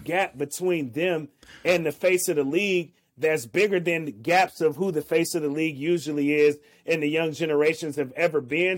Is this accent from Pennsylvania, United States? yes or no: no; the Bay Area, California, United States; now in Portland, United States; I'm from the Bay Area